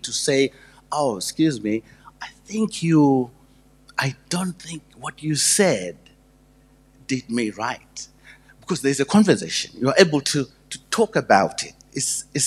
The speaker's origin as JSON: {"language": "English", "country": "Zimbabwe", "moved": "yes", "said": "I'm from Zimbabwe. It was called Rhodesia then"}